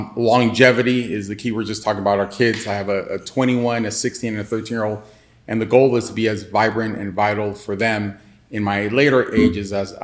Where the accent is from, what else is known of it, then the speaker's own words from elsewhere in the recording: Los Angeles, California, United States; being born and raised in South Central